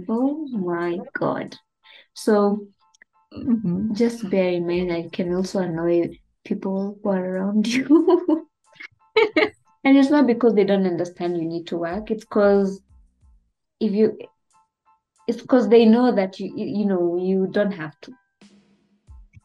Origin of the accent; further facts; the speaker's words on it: Kenya; as a Kenyan